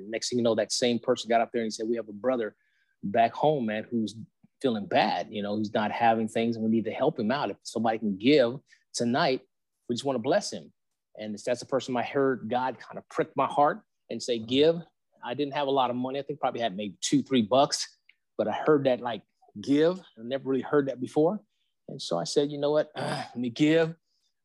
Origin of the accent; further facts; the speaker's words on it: San Diego, California, United States; I'm from San Diego, California